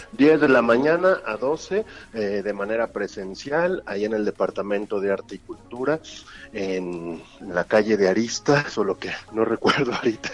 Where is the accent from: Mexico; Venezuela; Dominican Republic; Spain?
Mexico